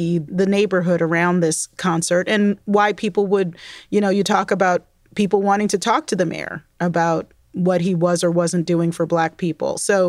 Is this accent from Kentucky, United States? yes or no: no; Baltimore, Maryland, United States; also born or lived in New York; I also lived in New York as a small child. I grew up mainly in Baltimore, which is my mom's hometown.